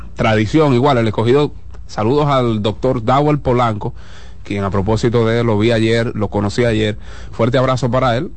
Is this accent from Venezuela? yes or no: no; Dominican Republic; somos dominicanos